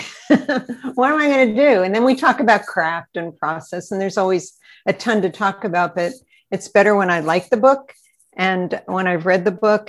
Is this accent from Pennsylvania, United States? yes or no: yes; Altoona, Pennsylvania, United States; moved away; I was brought up in Altoona, which is right in the center of the state